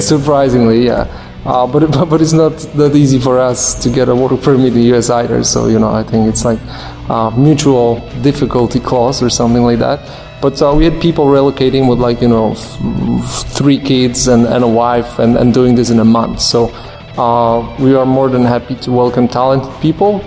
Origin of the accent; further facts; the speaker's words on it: Warsaw, Masovian Voivodeship, Poland; I'm a fellow from Poland, uh, from a tiny city called Warsaw